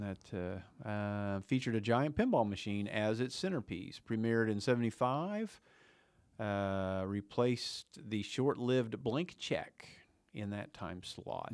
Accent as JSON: {"language": "English", "region": "Oklahoma", "country": "United States", "tie": "born or raised there", "said": "we grew up in Oklahoma in the South or Midwest or whatever you wanna call our area"}